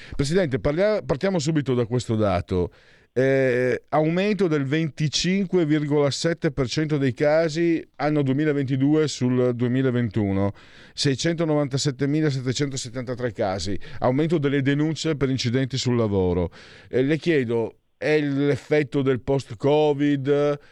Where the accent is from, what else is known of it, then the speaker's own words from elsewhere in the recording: Friuli-Venezia Giulia, Italy; io vengo dal Friuli